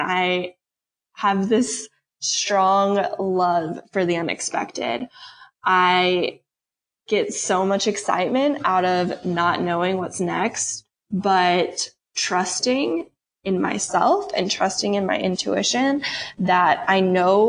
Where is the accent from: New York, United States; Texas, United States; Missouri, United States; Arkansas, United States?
Missouri, United States; St. Louis; moved away as an adult; also born or lived in Kentucky / California; I'm from St. Louis originally